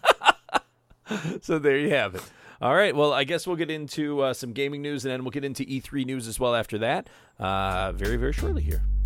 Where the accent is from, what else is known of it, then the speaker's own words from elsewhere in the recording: United States; I'm from the States